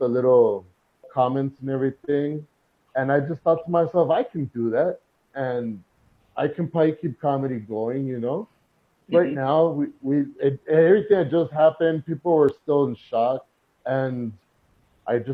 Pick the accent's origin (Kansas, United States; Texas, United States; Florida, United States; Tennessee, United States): Texas, United States; El Paso; Growing up in El Paso